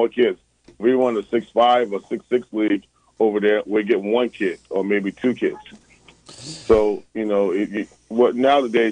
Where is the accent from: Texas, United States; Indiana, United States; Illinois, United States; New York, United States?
New York, United States; I'm from New York.